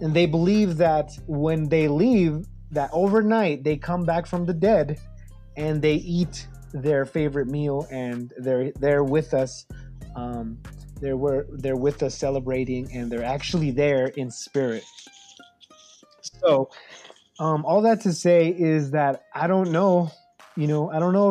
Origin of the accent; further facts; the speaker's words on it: Mexico City, Mexico; moved away; we're from El DF, so we're from, you know, the city, the main city.